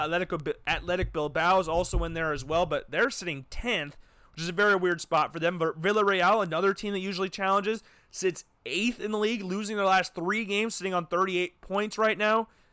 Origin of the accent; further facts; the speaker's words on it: Des Moines, Iowa, United States; also born or lived in Oskaloosa, Iowa; I'm from Des Moines